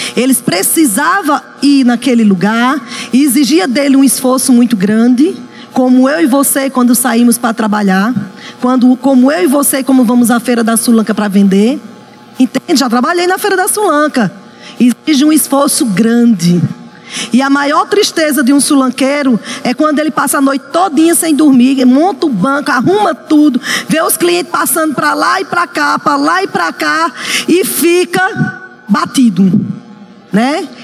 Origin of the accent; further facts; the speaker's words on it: Northeast Region, Brazil; eu sou nordestina